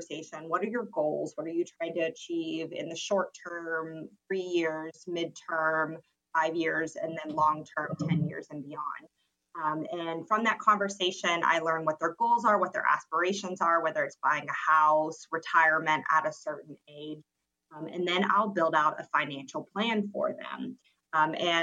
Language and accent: English; Georgia, United States; moved away as an adult; I'm originally from Georgia, the Peach State